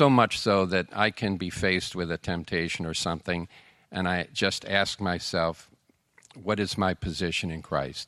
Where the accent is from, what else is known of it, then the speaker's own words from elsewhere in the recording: Buffalo, New York, United States; moved away; I'm from Buffalo